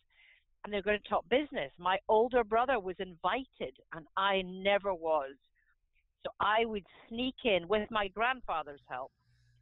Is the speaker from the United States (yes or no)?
no; Scotland, United Kingdom; So I am Scottish. I'm a potato farmer's daughter